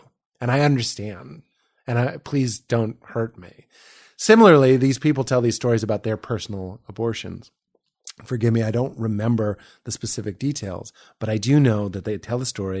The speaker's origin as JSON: {"language": "English", "town": "Boston", "region": "Massachusetts", "country": "United States", "said": "I'm from Boston."}